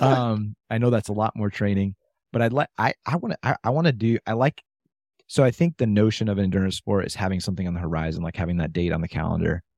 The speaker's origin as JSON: {"language": "English", "region": "Michigan", "country": "United States", "said": "I was from Michigan"}